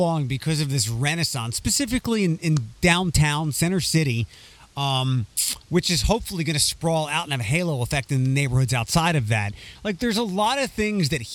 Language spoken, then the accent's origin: English; Philadelphia, Pennsylvania, United States; When I was growing up in Philadelphia